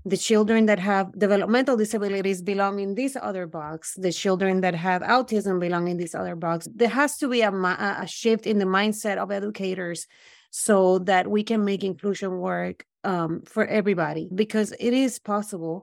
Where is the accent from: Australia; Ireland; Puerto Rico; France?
Puerto Rico; also born or lived in Brooklyn; now in United States; I grew up in Puerto Rico